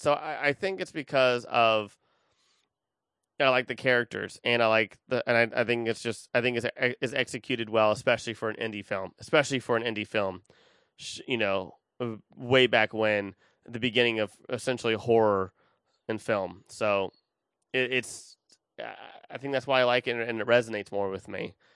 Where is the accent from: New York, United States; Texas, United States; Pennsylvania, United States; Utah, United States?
Texas, United States; Austin; I'm from Austin